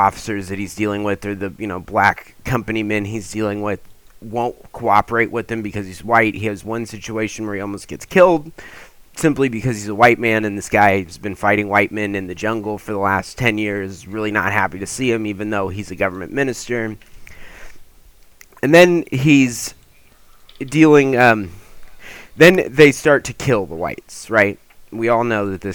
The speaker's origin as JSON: {"language": "English", "region": "California", "country": "United States", "said": "as a Californian"}